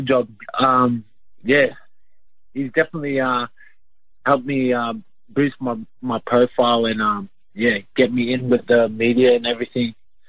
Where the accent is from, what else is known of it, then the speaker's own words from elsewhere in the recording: Brisbane, Queensland, Australia; also born or lived in Logan, Queensland; I grew up in Brisbane, Queensland, not far away from Logan.